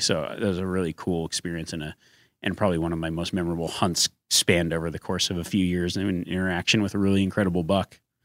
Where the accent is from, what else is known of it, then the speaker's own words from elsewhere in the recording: Nevada, United States; growing up in Nevada